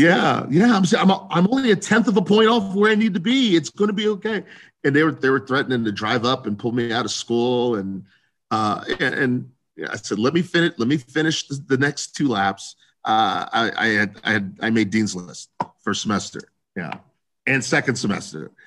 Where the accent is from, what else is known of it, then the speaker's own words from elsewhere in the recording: Columbus, Ohio, United States; I grew up in Central Ohio, Columbus, Ohio